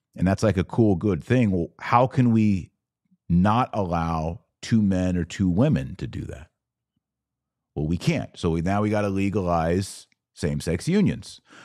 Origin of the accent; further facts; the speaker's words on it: Texas, United States; I'm from Texas